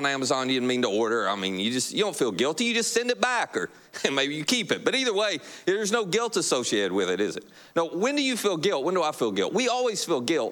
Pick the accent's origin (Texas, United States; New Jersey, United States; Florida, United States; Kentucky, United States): Kentucky, United States; you're like me from Kentucky